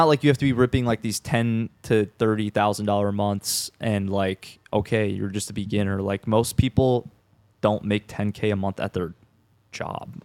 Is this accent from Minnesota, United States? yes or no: yes; Minnesota, United States; moved away as an adult; now in Tampa, United States; I'm from, I'm from Minnesota, and I was in, like, the, the cities area